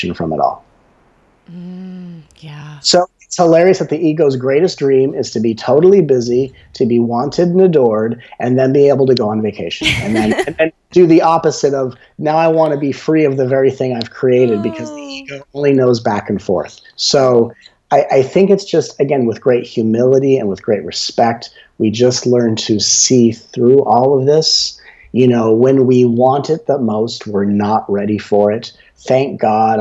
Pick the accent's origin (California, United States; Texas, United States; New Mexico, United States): California, United States; Los Angeles; when I grew up in Los Angeles, where I was a child actor